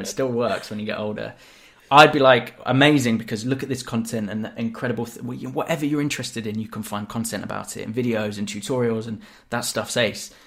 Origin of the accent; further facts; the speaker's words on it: Devon, South West England, United Kingdom; moved away as an adult; growing up in Devon, you know, I'd get called that loads